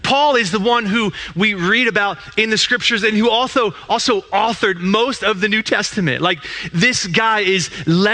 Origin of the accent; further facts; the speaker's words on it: Eastern Pennsylvania, United States; moved away; I am from Eastern PA